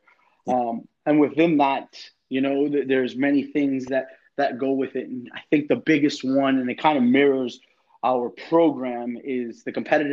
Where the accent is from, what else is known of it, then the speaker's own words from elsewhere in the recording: Boston, Massachusetts, United States; moved away as an adult; also born or lived in Connecticut / New York / Florida; now in Miami, United States; I'm originally from Boston, but I coached in Connecticut